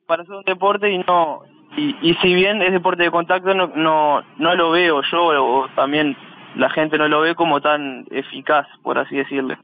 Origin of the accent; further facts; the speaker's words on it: Uruguay; siendo uruguayo